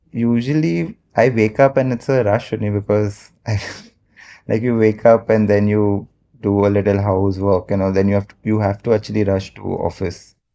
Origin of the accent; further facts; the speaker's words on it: Mumbai, Maharashtra, India; I've born and brought up in Mumbai only, like a proper Bombay boy